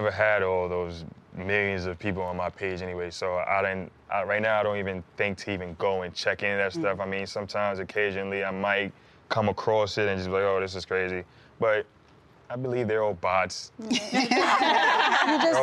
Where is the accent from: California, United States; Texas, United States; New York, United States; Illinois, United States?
New York, United States; Mount Vernon; growing up in Mount Vernon, New York